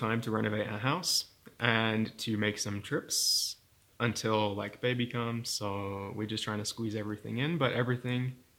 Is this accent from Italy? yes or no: no; United Kingdom; accent: British; moved away as an adult; now in United States; I am British and I have a British accent. Mm. But I live in the United States, so it's a little bit wonky. I moved to the US 6 years ago